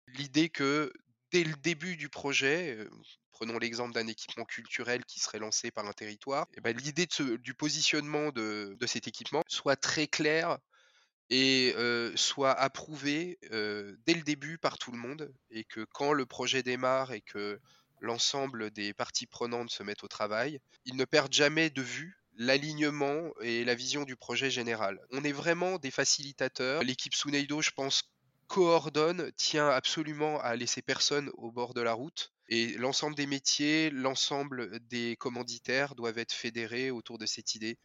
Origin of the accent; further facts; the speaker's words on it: Saône-et-Loire, Bourgogne-Franche-Comté, France; moved away; je suis originaire de Bourgogne-Franche-Comté, la Saône-et-Loire